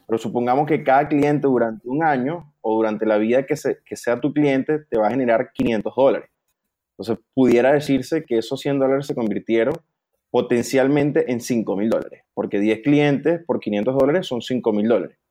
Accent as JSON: {"language": "Spanish", "country": "Venezuela", "said": "somos los dos de Venezuela"}